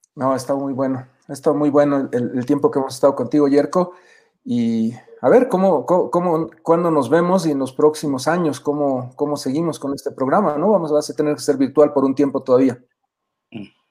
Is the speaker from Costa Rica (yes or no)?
no; Bolivia; a reencontrarnos como bolivianos